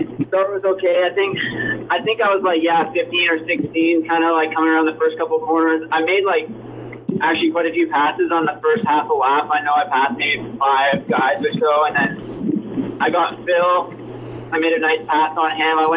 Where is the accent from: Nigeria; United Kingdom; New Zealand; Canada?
Canada; Prince George, British Columbia; I'm from Canada